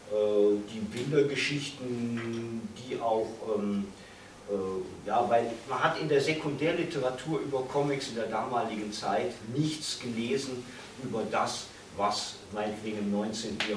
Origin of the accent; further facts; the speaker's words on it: Cologne, North Rhine-Westphalia, Germany; aber ich wollte damals meiner alten Heimat Köln nicht untreu werden